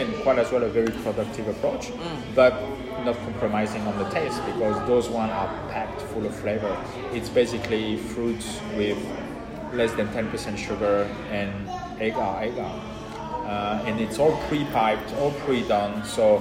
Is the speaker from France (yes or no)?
yes; France; accent: French; now in Australia; I'm Australian with a French accent